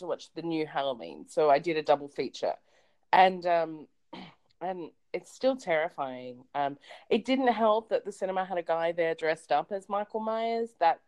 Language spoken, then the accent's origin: English; Australia; I'm Australian